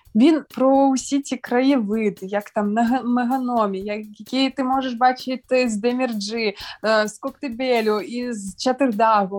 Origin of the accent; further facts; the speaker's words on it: Bakhchysarai, Crimea, Ukraine; Я сама народилася в Бахчисараї